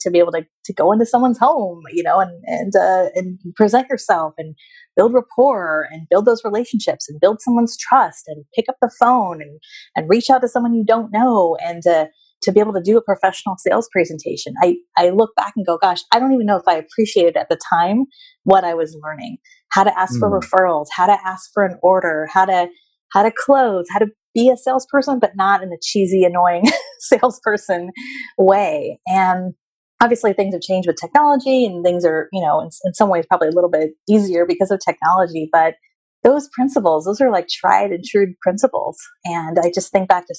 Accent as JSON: {"language": "English", "area": "Bay Area", "region": "California", "country": "United States", "tie": "born or raised there", "also_born_or_lived": "Long Beach", "said": "my family and where I grew up was up in the Bay Area"}